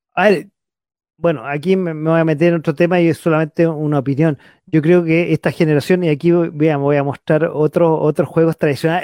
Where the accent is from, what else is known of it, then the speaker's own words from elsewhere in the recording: Santiago, Santiago Metropolitan Region, Chile; en Santiago, yo que soy capitalino